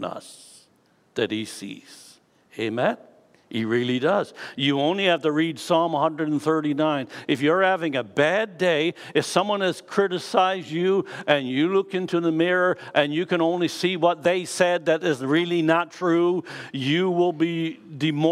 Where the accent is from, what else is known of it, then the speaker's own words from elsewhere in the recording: Canada; This tells me that I am a citizen of Canada. I am Canadian.